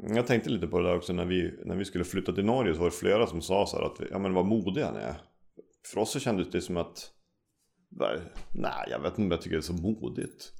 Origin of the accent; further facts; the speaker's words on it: Umeå, Västerbotten County, Sweden; also born or lived in Norway; jag är uppvuxen i Umeå, mm. har bott här nästan majoriteten av hela mitt liv